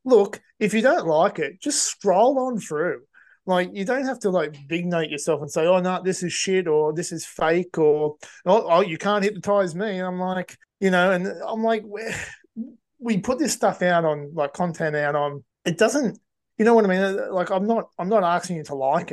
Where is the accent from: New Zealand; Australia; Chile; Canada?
Australia; Cessnock, New South Wales; I'm in my hometown of Cessnock at the moment.